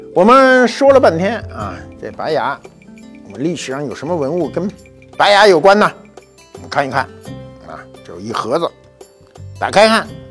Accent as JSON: {"language": "Chinese", "country": "China", "said": "我们中国人"}